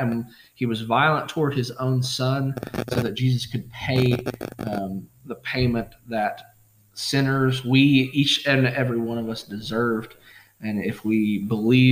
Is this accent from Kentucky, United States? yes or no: yes; Pike County, Kentucky, United States; also born or lived in Lexington, Kentucky; I grew up in Pike County, grew up on Coon Creek